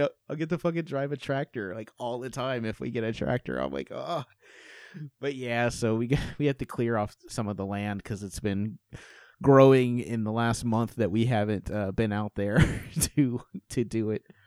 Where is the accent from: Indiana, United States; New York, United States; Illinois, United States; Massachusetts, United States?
Indiana, United States; moved away; also born or lived in North Carolina / Arizona; I'm from Indiana, lived in North Carolina, lived in Arizona